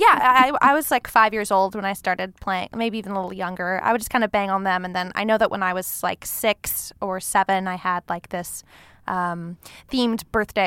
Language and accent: English; Long Beach, California, United States; moved away as an adult; now in Los Angeles, United States; I grew up in Long Beach, California.